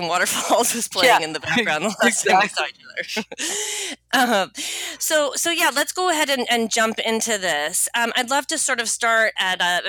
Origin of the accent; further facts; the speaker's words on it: Boston, Massachusetts, United States; moved away; We're both from Boston.